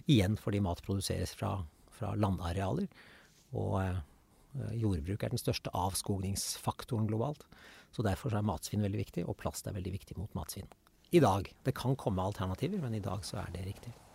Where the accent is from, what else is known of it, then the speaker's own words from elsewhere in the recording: Nøtterøy, Vestfold, Norway; jeg vokste opp på Nøtterøy